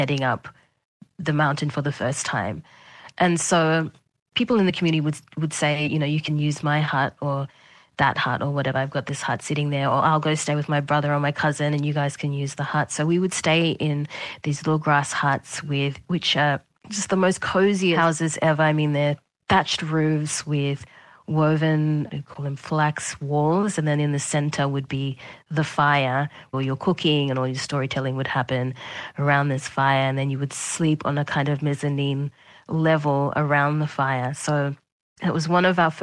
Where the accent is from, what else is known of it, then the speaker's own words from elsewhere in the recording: Rabaul, East New Britain, Papua New Guinea; growing up in Rabaul